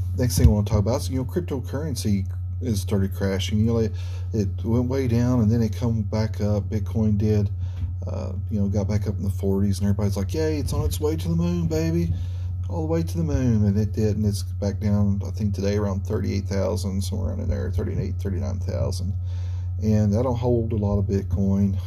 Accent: United States; as an American, a red blood American

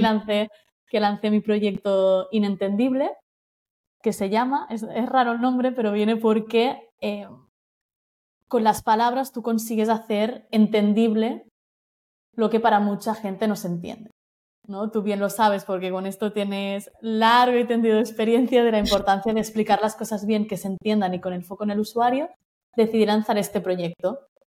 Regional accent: Menorca, Balearic Islands, Spain; soy de Menorca

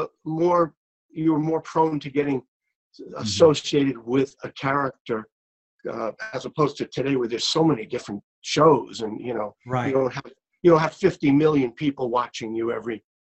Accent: New York City, New York, United States; I grew up in Brooklyn, New York

